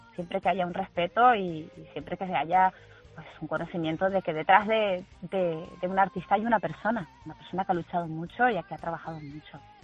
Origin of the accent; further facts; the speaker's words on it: Canary Islands, Spain; yo soy canaria